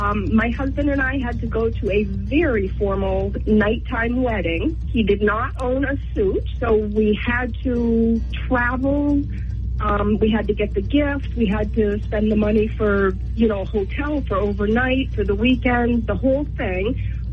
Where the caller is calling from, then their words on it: Loudon, New Hampshire, United States; from Loudoun.